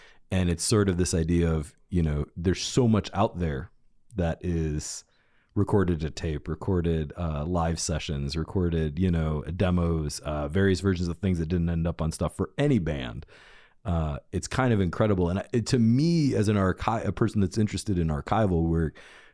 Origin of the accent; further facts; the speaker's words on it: outside of Cleveland and Lorain, Ohio, United States; now in Athens, United States; we both grew up outside of Cleveland and Lorraine